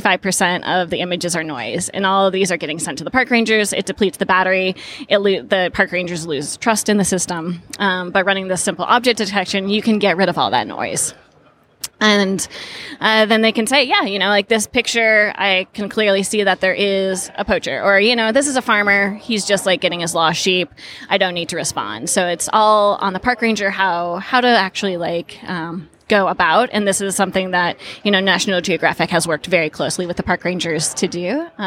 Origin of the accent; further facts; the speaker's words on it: Colorado, United States; moved away as an adult; also born or lived in Boston; now in California, United States; I grew up in Colorado and went off to school in Boston.